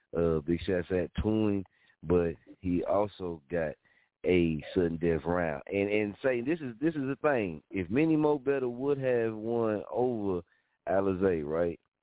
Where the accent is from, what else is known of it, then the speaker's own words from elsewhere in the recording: Muskogee, Oklahoma, United States; moved away; I love Muskogee, you dig? I love my hometown